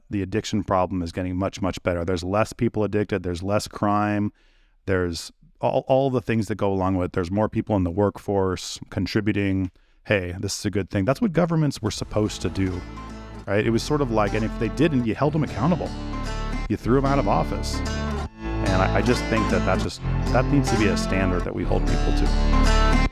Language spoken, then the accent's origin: English; California, United States; I'm from California